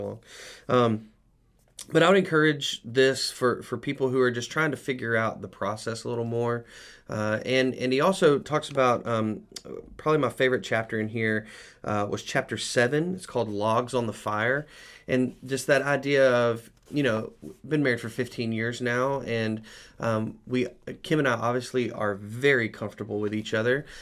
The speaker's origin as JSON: {"language": "English", "country": "United States", "said": "as American men"}